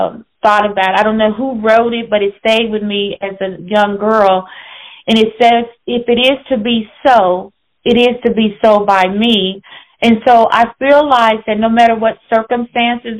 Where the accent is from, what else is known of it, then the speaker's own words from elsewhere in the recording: St. Louis, Missouri, United States; I was raised partly in Illinois and St. Louis, Missouri.